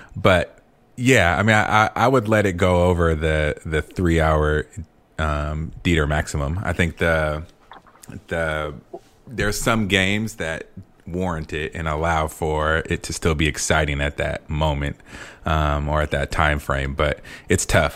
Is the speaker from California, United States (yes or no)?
yes; California, United States; moved away; also born or lived in Chicago; I'm from California.